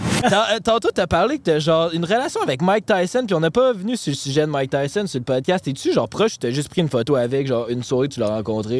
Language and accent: French; Quebec, Canada; accent: Québécois; notre accent